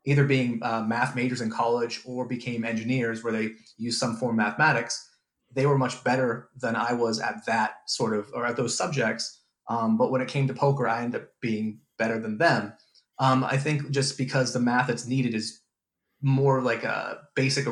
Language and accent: English; California, United States; moved away as an adult; now in Auckland, New Zealand; I'm originally from California